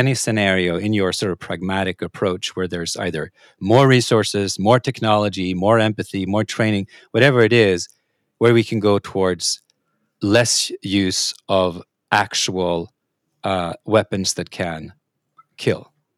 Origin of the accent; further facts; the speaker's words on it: Norway; moved away; I come from a, a, I'm a country originally, Norway